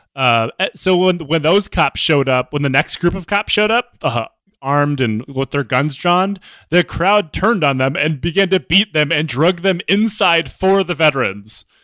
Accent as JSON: {"language": "English", "region": "Michigan", "country": "United States", "said": "I'm from Michigan."}